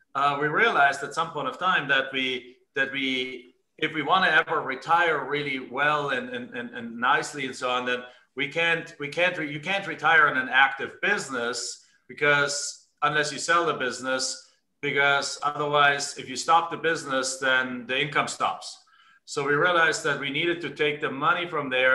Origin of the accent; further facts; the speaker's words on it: Germany; English is a second language; moved away as an adult; now in United States; I'm actually from Germany originally, came into the United States in 1997.